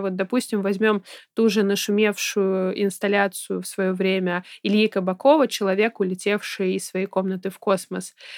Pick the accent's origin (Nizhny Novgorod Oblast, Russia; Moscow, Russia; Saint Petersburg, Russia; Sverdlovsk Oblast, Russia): Saint Petersburg, Russia; я ребенок, который росла в, соответственно, Петербурге